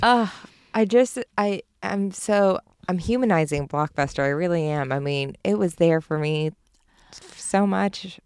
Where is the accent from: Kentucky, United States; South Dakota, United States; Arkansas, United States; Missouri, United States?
Arkansas, United States; Springdale; there was, like, six thousand in my hometown